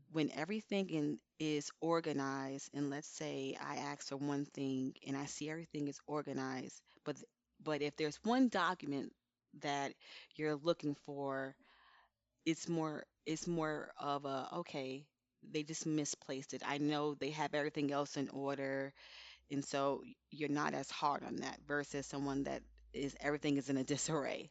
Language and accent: English; Elizabeth, New Jersey, United States; I'm from Elizabeth, New Jersey